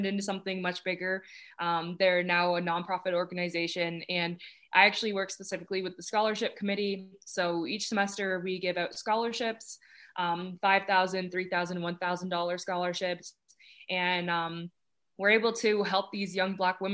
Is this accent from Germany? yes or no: no; Toronto, Ontario, Canada; moved away; I'm excited to take that back to my hometown